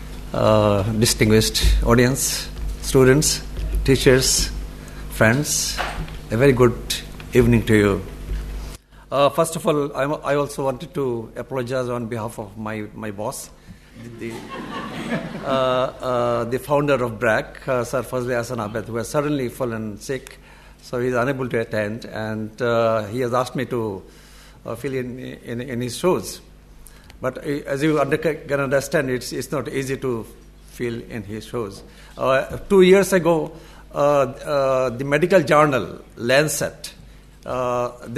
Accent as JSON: {"language": "English", "country": "Bangladesh", "said": "I come from Bangladesh"}